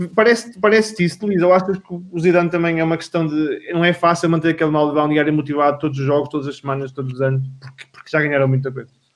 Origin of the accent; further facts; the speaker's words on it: the North, Norte, Portugal; eu sou do Norte